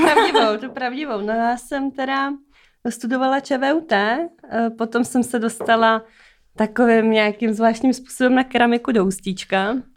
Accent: Hobšovice, Central Bohemian Region, Czechia; jsem z Hopšovic, eh, od Slanýho, tady kousek vlastně za okay. Prahou.

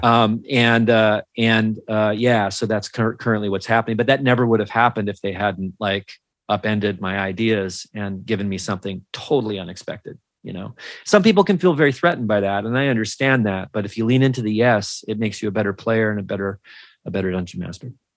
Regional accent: Minnesota, United States; I'm from Minnesota

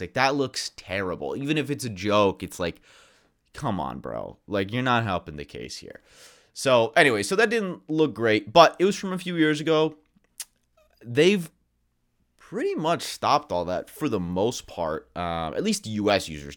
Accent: United States; for Americans, we're very American-centric

